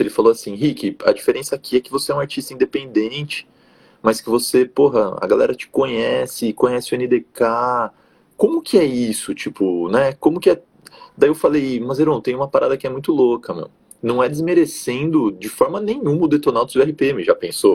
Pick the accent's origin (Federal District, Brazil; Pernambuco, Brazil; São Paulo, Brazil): São Paulo, Brazil; Jundiaí; also born or lived in Rio Claro; Eu sou aqui de Jundiaí, interior de São Paulo